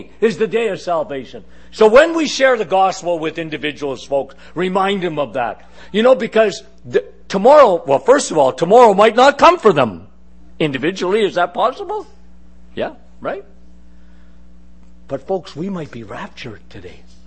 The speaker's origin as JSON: {"language": "English", "country": "Canada", "said": "us Canadians, we're the little person syndrome, okay, as Canadians. And we looked at the big, bad Americans, okay? I was brought up like that."}